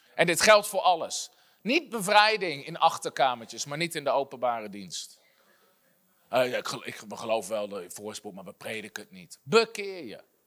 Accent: Netherlands

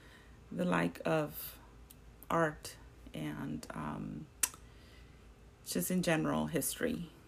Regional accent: California, United States; I would say it influenced by me learning San Francisco is a very artful, busy, very tourist city.

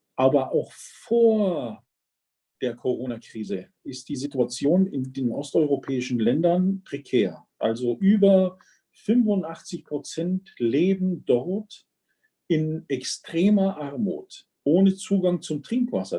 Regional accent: Germany; bei uns in Deutschland

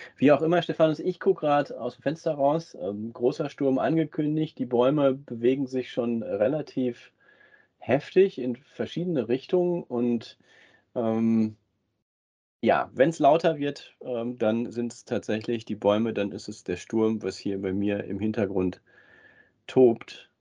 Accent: Ruhr area, North Rhine-Westphalia, Germany; wir ja beide gebürtig aus dem Ruhrgebiet sind

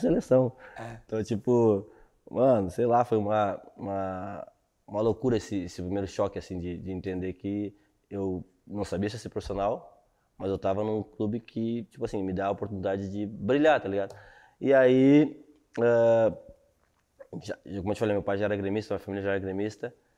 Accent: Sapucaia do Sul, Rio Grande do Sul, Brazil; moved away as an adult; also born or lived in Esteio; eu sou de Sapucaí do Sul, né? Então, tipo assim, nasci e fiquei ali até uns 10 anos

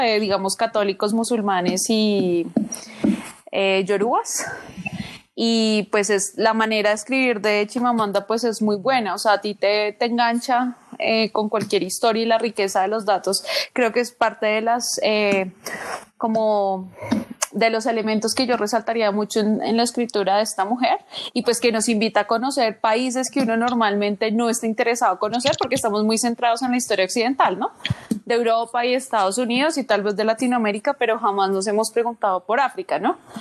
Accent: Colombia; moved away; yo era colombiana

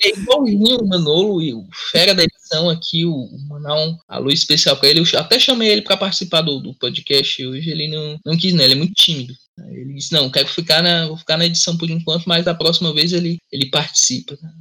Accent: Fortaleza, Ceará, Brazil; eu sou de Fortaleza

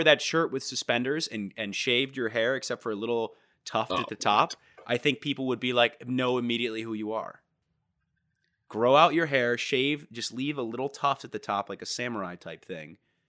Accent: United Kingdom; I'm British, actually.

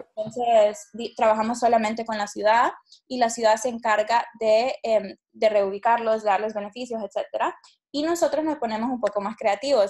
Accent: Honduras; nací y crecí en Honduras

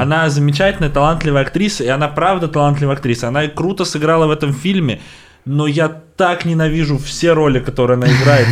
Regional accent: Volgograd, Volgograd Oblast, Russia; я из Волгограда, это рядом с Воронежем, там у нас челноки постоянно есть

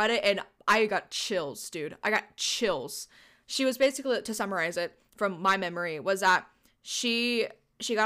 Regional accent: Texas, United States; being a Texan

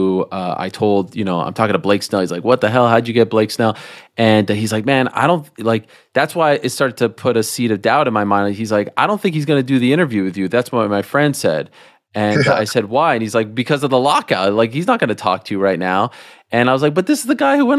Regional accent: Montreal, Quebec, Canada; I grew up in Montreal

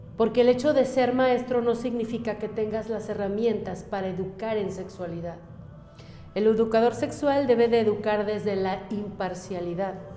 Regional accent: Mexico; Yo amo mi país, yo soy mexicana

